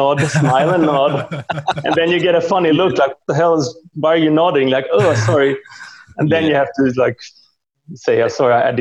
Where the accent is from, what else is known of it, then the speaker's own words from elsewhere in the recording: Sweden; also born or lived in Hungary; Yeah, I was born in Hungary. And then after a while we defected and ended up in Sweden.